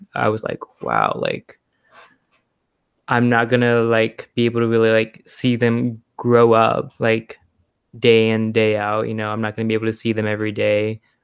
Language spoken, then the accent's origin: English; Houston, Texas, United States; also born or lived in Connecticut; I'm from Houston. I live in Houston. My family lives, lives in Houston, but I go to the University of Connecticut